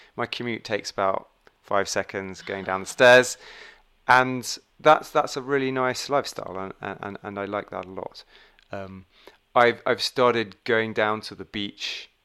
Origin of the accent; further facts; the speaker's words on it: England, United Kingdom; moved away as an adult; now in Dubai, United Arab Emirates; I'm English.